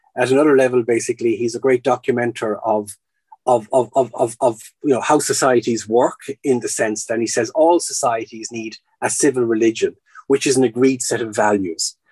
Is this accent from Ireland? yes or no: yes; Ireland; moved away as an adult; for the last 20 years living in Ireland, then before that abroad, and then before that growing up in Ireland.